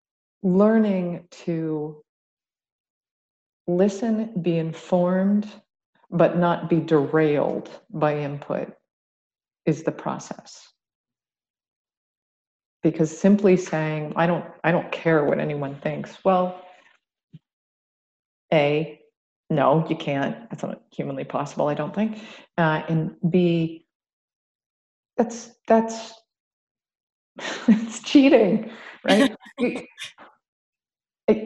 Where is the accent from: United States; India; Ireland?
United States; Ohio; now in Atlanta, United States; WASPy, I'm from Ohio